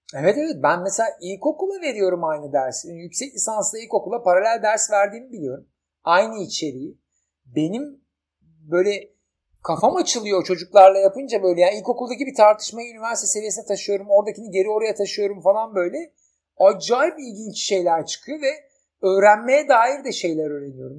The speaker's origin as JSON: {"language": "Turkish", "country": "Turkey"}